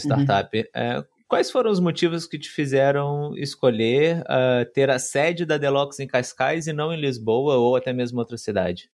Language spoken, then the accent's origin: Portuguese; Brazil; now in Portugal; eu, como brasileiro, vim aqui para Portugal